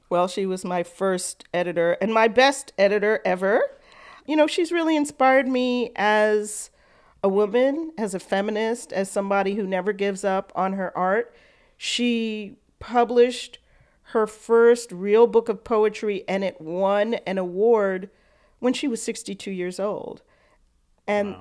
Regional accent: New York City, New York, United States; I grew up on the Lower East Side

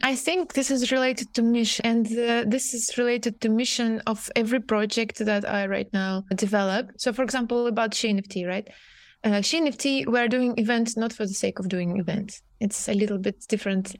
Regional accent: Russia; moved away as an adult; now in Amsterdam, Netherlands; I'm coming initially from Russia. Right now, I'm based in Amsterdam.

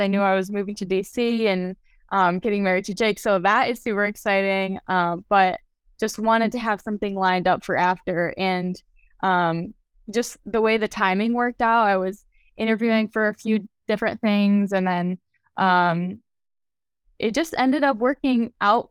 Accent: Lafayette, Indiana, United States; I'm from Lafayette, Indiana

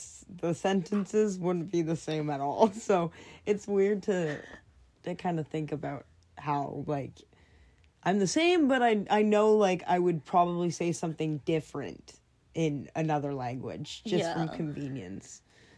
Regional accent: Ottawa, Ontario, Canada; first language French; English is a second language; I was born in Ottawa, however, both of my parents are French. And so I was raised French, and so that was my first language. And I learned English around the age of 3 from reading books.

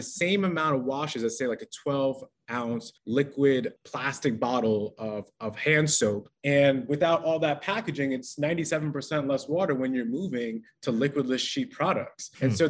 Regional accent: New York City, New York, United States; So I'm a first generation Trinidadian Chinese. I grew up in Jamaica, Queens in the late 80s and early 90s.

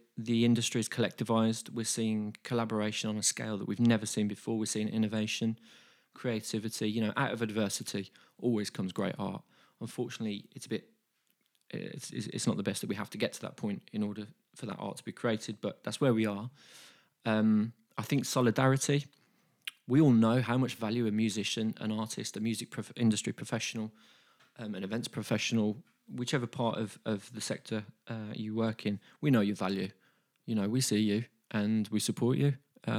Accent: Birmingham, West Midlands, United Kingdom; as a Brummie, as a music industry professional, and just as a person

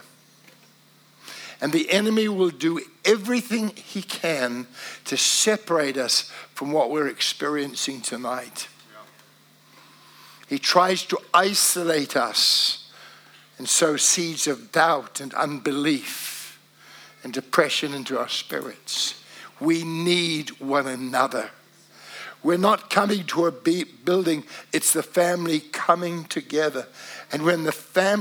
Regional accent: Wellington, New Zealand; moved away as an adult; also born or lived in Cardiff, Wales; But I was from New Zealand. Hello, how are you? Yeah, I'm from Wellington

